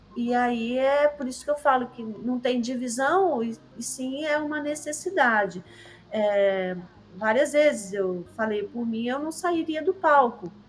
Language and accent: Portuguese; São Paulo, Brazil; now in Paraty, Brazil; Lá em São Paulo, eu sou paulistana, estudando ali no na Avenida Paulista